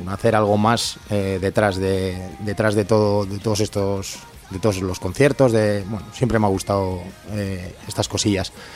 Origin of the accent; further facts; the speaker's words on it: Durango, Basque Country, Spain; yo soy de Hermoa